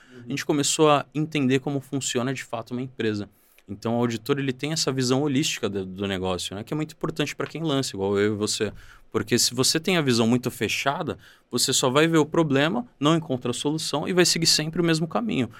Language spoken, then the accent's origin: Portuguese; São Paulo, Brazil; eu vim do João 23, uma favela da Zona Oeste de São Paulo, onde cresci, estudei a minha vida toda